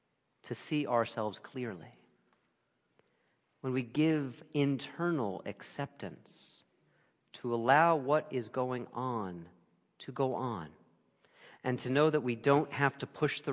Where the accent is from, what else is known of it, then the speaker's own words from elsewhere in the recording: Brooklyn, New York, United States; born there; And I can't even attempt to give like a Brooklynese accent here, even though I was born in Brooklyn, so just imagine it.